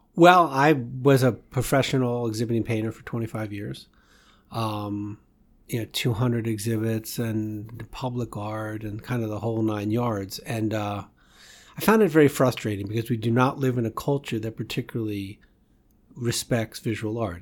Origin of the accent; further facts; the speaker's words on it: Washington, District of Columbia, United States; moved away as an adult; also born or lived in Boston; I'm from Washington D.C. area